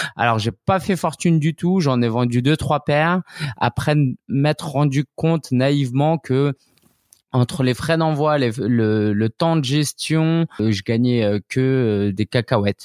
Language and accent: French; France; also born or lived in Shanghai; je suis né, j'ai grandi en France